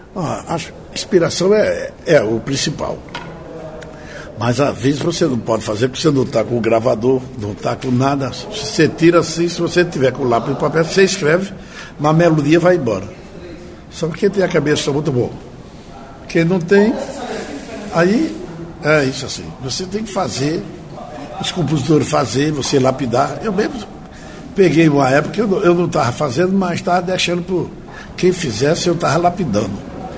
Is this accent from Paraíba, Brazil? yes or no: yes; Campina Grande, Paraíba, Brazil; moved away as an adult; also born or lived in Recife; em Campina Grande, onde eu nasci